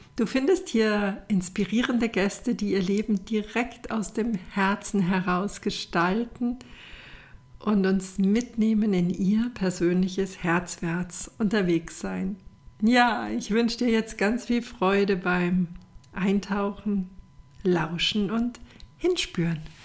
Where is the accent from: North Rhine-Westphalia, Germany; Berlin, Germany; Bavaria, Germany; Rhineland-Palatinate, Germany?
Bavaria, Germany; Rosenheim; meiner Heimatstadt in Rosenheim